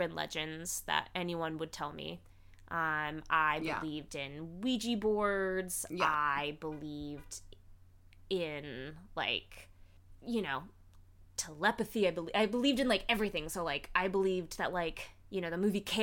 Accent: Illinois, United States; I grew up in Illinois, mid-state

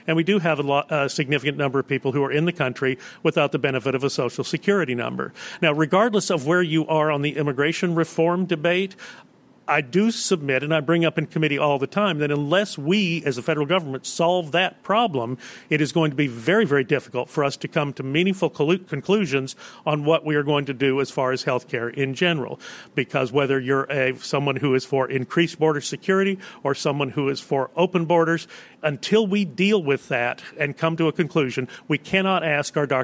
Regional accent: Texas, United States; my home state of Texas

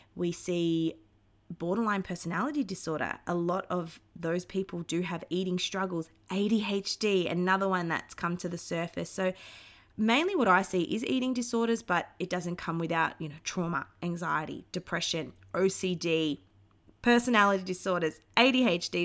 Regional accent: Melbourne, Victoria, Australia; I grew up in Melbourne, Australia

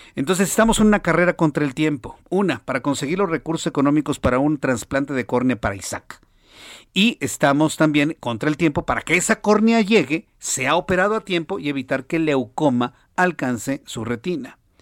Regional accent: Mexico; en México

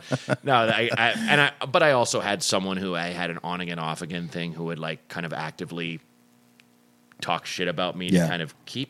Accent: Florida, United States; I'm from Florida.

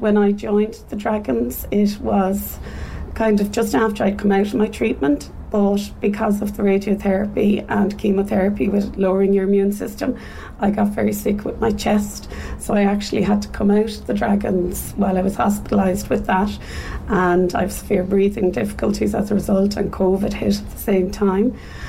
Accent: Dublin, Leinster, Ireland; now in Cork, Ireland; I am originally from Dublin, but I'm here in Cork for the last 20 odd years.

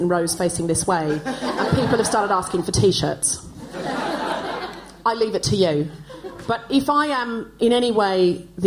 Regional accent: Australia; now in United Kingdom; now, when I was growing up in Australia, like in the 80s, it was still very common to do what was done here in Britain in the 1950s

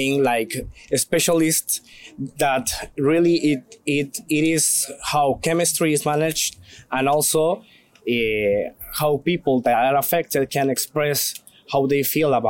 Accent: Guatemala; I am from Guatemala

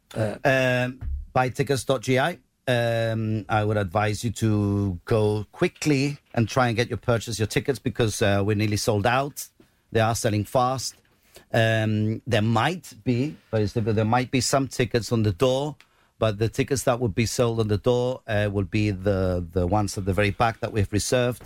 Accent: Gibraltar; accent: Llanito; we speak Janito

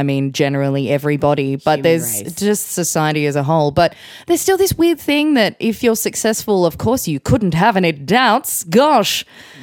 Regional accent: Melbourne, Victoria, Australia; I was born in Melbourne

